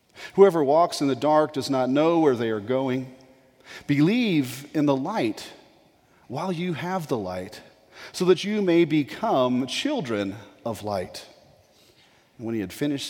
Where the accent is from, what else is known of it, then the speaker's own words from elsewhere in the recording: Colorado, United States; moved away as an adult; also born or lived in Florida; I grew up in Colorado